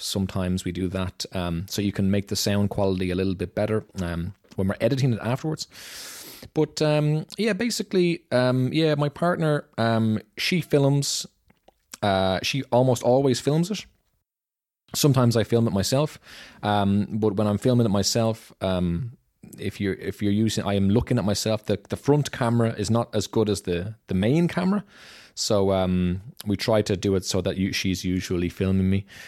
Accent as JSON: {"language": "English", "town": "Dublin", "region": "Leinster", "country": "Ireland", "moved": "as an adult", "lives_now": "Germany", "said": "I'm from Dublin, Ireland"}